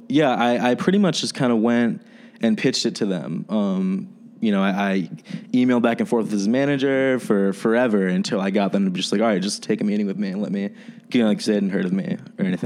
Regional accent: New Jersey, United States; moved away as an adult; now in Chicago, United States; I'm from New Jersey. I'm from the East Coast, but I've been in Chicago

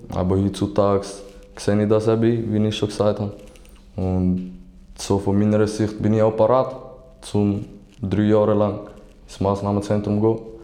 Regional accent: St. Gallen, Switzerland; also born or lived in Algeria; now in Basel, Switzerland; ich komme ursprünglich aus Algerien, aber bin in St. Gallen aufgewachsen

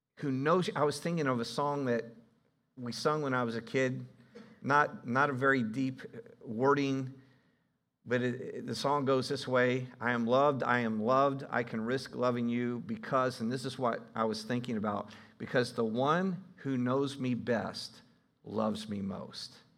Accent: Ohio, United States; I'm from Ohio

